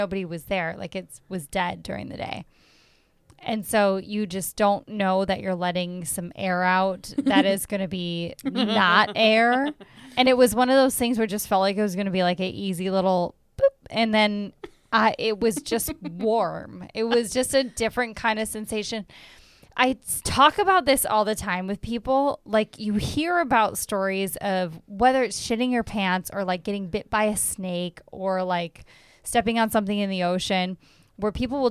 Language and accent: English; Wisconsin, United States; now in Chicago, United States; we're from Wisconsin